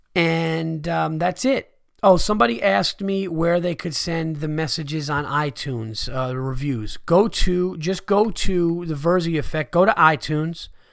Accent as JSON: {"language": "English", "town": "Yonkers", "region": "New York", "country": "United States", "tie": "born or raised there", "said": "I was born in Westchester County, Yonkers, New York."}